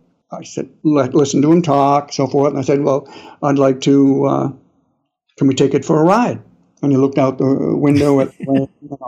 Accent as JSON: {"language": "English", "region": "New England", "country": "United States", "accent": "New England", "said": "my New England accent"}